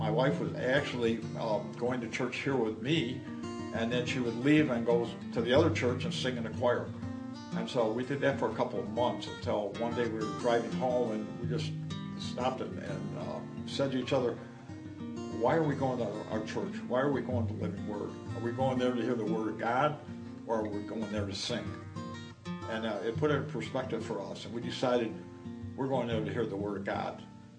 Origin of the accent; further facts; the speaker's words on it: New York, United States; also born or lived in South Dakota; I was born in 1937 in South Dakota, and we moved out to New York in 1941, and my family proceeded to move from town to town until we eventually wound up in Webster.